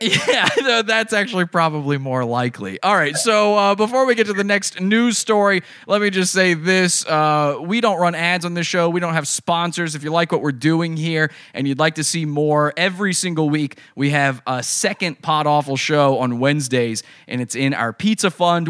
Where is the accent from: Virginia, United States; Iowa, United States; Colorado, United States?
Virginia, United States; my, my home state of Virginia